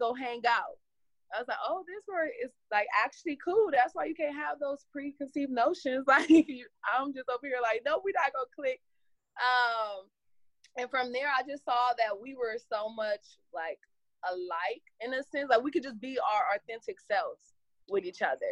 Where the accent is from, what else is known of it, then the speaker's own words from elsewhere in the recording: Compton, California, United States; we're both from Compton